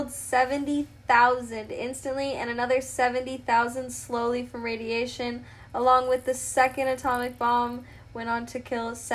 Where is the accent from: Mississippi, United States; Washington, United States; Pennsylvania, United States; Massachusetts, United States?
Washington, United States; I'm actually from Washington? Yeah. So I wow. live by Hanford.